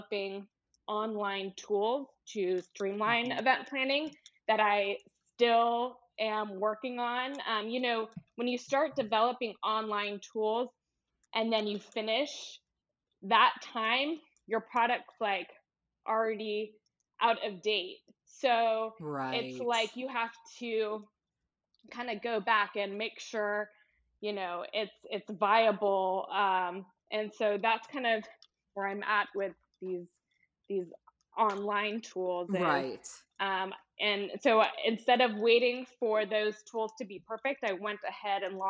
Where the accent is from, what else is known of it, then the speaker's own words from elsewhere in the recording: Houston, Texas, United States; also born or lived in Georgia; I'm originally from Houston, and I went away for college